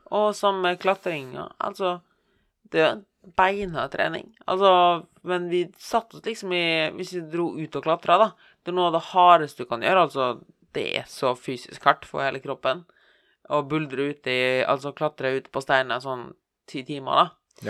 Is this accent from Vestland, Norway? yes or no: yes; Bergen, Vestland, Norway; Jeg er fra Bergen